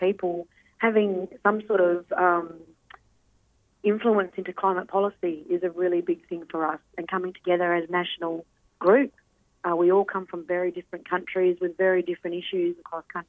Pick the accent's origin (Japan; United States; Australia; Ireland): Australia; Shark Bay, Western Australia; I'm from Shark Bay over in WA, Mulgona country